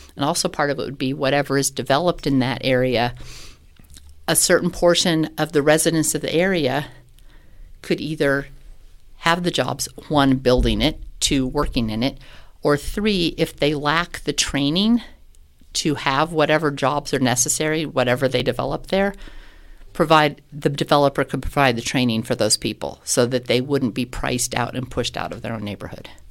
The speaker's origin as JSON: {"language": "English", "town": "Loveland", "region": "Colorado", "country": "United States", "tie": "born or raised there", "moved": "yes", "lives_now": "Colorado Springs, United States", "said": "I grew up in Loveland"}